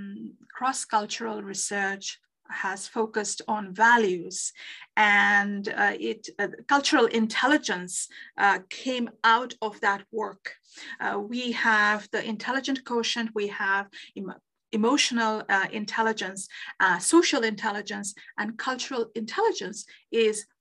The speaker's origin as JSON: {"language": "English", "town": "Kolkata", "region": "West Bengal", "country": "India", "tie": "born or raised there", "also_born_or_lived": "Netherlands", "moved": "as an adult", "lives_now": "Canada", "said": "when I was growing up in Calcutta, India"}